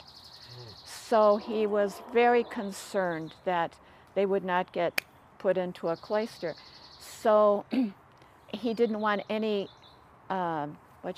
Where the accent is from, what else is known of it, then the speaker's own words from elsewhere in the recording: Chicago, Illinois, United States; moved away as an adult; also born or lived in St. Louis, Missouri / Africa / Utah; now in Santa Barbara, United States; I'm originally from Chicago, Illinois